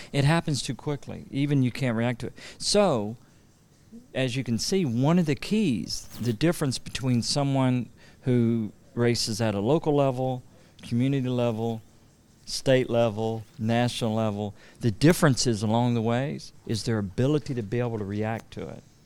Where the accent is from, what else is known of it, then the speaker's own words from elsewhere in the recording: Louisiana, United States; I'm from Louisiana